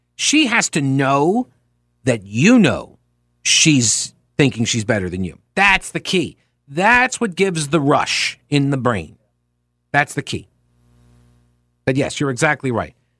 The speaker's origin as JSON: {"language": "English", "region": "New York", "country": "United States", "said": "I'm from New York"}